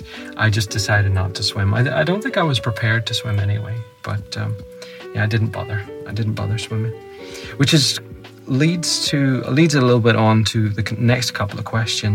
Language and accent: English; Northern Ireland, United Kingdom; They knew I was from Northern Ireland, didn't they?